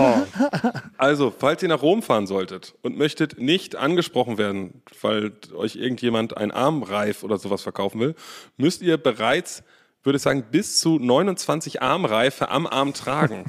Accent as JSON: {"language": "German", "region": "Berlin", "country": "Germany", "said": "Wir sind ja aus Berlin"}